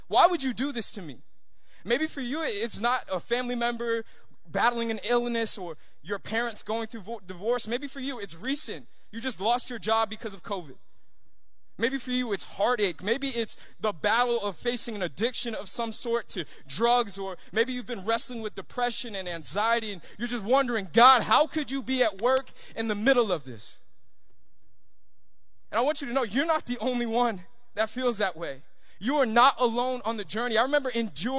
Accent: Long Island, New York, United States; moved away; also born or lived in Miami, Florida, United States; I grew up in New York, and at about 5 years old, my parents they made a decision to move out to Long Island

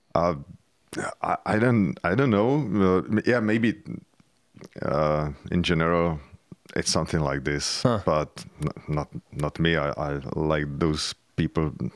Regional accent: Czechia; I grew up in communism

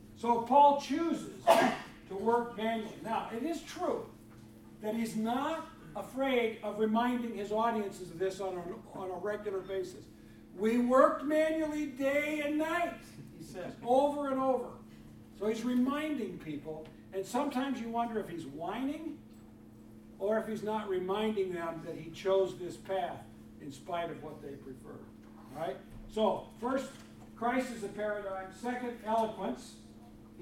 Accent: Freeport, Illinois, United States; I grew up in Freeport, Illinois.

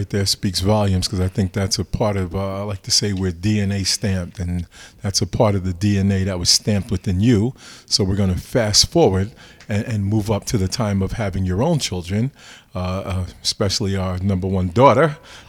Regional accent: Hackensack, New Jersey, United States; The city of which I was born and our children were born.

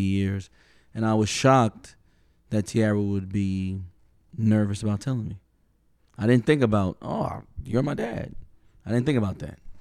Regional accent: New York City, New York, United States; we're from New York City

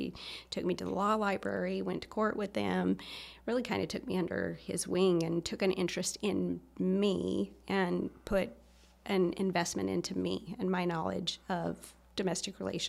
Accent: Taylor, Arizona, United States; I come from the White Mountains, little town in the White Mountains called Taylor.

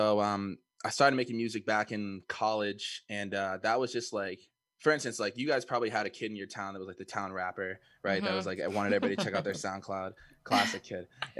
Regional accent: Cape Cod, Massachusetts, United States; moved away as an adult; now in Boston, United States; I went to high school with Olivia, and originally I'm from Cape Cod. Been living in Boston for like, I don't know, 5 years, something like that.

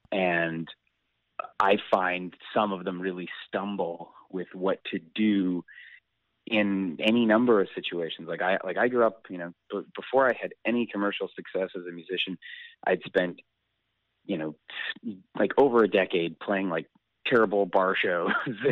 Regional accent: Calgary, Alberta, Canada; now in Vancouver, Canada; I grew up in Calgary, and when I first moved here

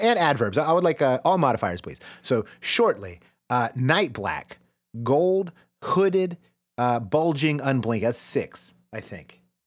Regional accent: United States; I am an American, uh, and I grew up with The Simpsons all around me.

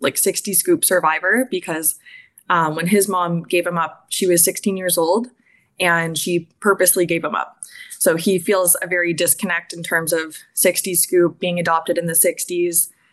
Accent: Sarnia, Ontario, Canada; I grew up in Sarnia, Ontario, about 10 or 15 minutes away from Anjanong Reserve, which I'm a member of. And growing up, I grew up in a lot of very predominantly white neighborhoods

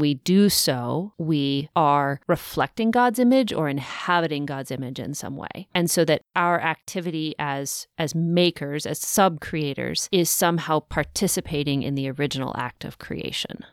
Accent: the West, United States; I grew up in the West

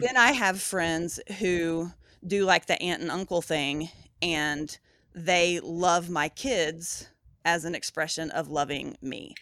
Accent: Appalachia, Southeast Tennessee, United States; moved away; also born or lived in Louisville; we grew up in Appalachia, my mom's side of the family, so, like, Southeast Tennessee, up in the mountains

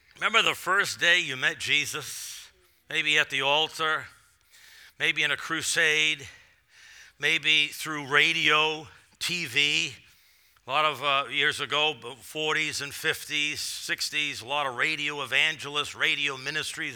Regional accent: Massachusetts, United States; moved away; I'm from Massachusetts, so coming here is sort of always like coming home

